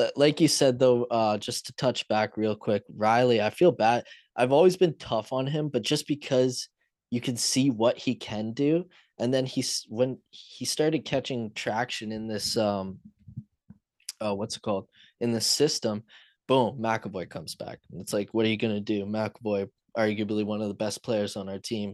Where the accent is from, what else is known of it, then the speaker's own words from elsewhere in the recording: London, Ontario, Canada; London, my hometown